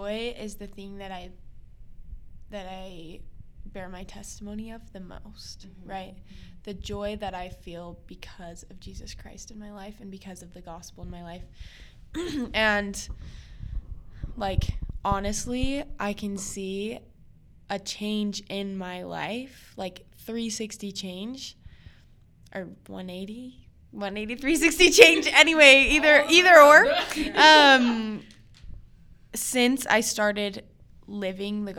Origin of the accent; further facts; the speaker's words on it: Wyoming, United States; moved away as an adult; now in Utah, United States; I moved out here to Utah. I'm from Wyoming